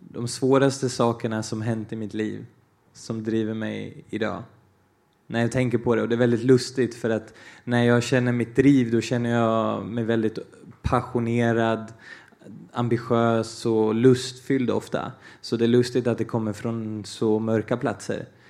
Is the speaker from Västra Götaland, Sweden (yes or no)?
no; Falun, Dalarna County, Sweden; Swedish is a second language; also born or lived in Brazil; Jag är ju eh, brasilian och eh, dalmas